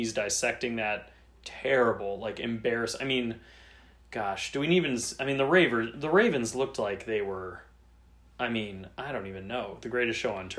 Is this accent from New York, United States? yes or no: no; Cleveland, Ohio, United States; I'm from Cleveland